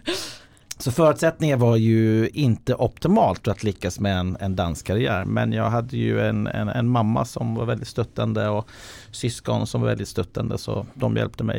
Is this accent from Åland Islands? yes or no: no; Ireland; Swedish is a second language; now in Sweden; Jag är uppvuxen på Irland